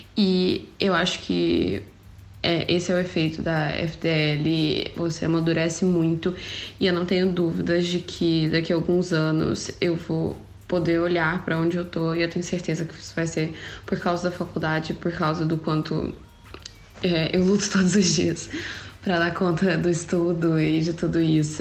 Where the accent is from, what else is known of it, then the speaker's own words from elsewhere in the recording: Minas Gerais, Brazil; moved away as an adult; now in Portugal; eu sou mineira, vim do interior